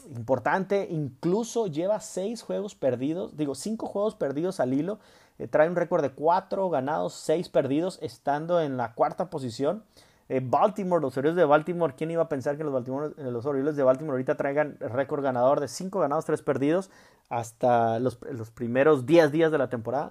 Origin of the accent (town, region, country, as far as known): Mexico